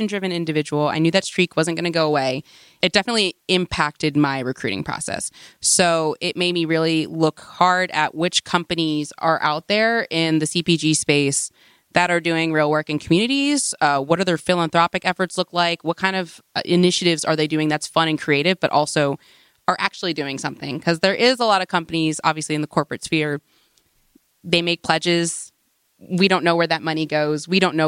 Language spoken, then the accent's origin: English; Washington, District of Columbia, United States; moved away; I come from the Washington, D.C. metro area.